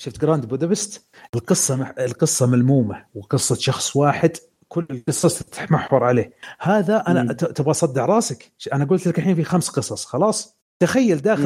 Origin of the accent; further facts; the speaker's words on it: Saudi Arabia; عندنا في السعوديه